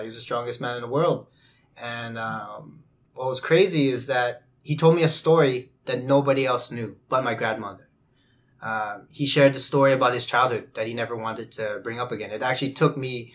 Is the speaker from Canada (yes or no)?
yes; Winnipeg, Manitoba, Canada; growing up in the West End